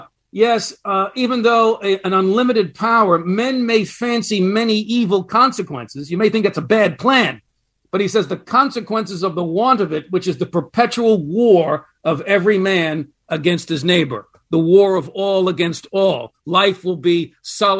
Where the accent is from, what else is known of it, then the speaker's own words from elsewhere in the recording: United States; as an American